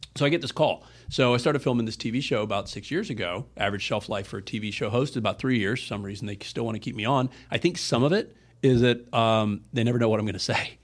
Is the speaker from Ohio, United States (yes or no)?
yes; Ohio, United States; moved away as an adult; also born or lived in South Florida; now in Florida, United States; I grew up in Ohio